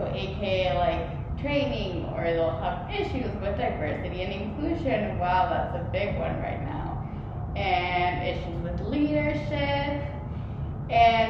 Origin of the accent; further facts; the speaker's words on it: Mexico City, Mexico; moved away as an adult; now in Chicago, United States; I'm from Mexico City. I've been here for the past here as in Chicago for the past 6 years